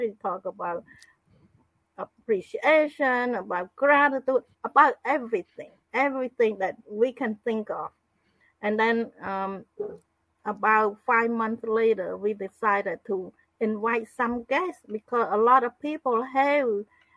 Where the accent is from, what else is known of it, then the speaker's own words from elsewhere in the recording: Cambodia; moved away as an adult; also born or lived in Phnom Penh; I'm from Cambodia.